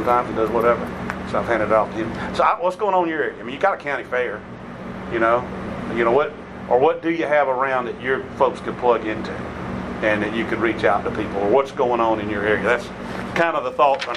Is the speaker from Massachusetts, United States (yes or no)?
no; Middle Georgia, United States; also born or lived in Millen, Georgia / Gardi, Georgia; I grew up in Middle Georgia